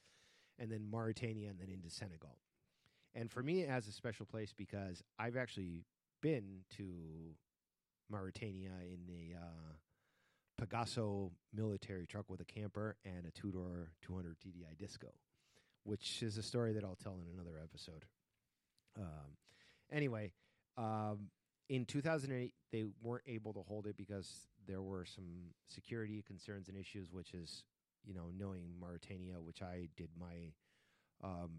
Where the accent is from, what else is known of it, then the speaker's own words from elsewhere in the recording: Spain; moved away; since I grew up in Spain